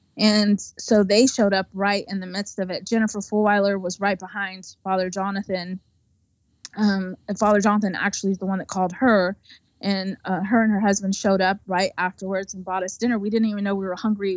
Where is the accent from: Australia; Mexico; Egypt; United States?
United States